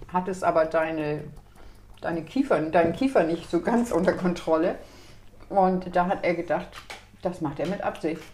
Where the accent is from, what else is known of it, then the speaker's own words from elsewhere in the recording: Lower Saxony, Germany; meine Heimat ist nicht Sachsen, sondern Niedersachsen.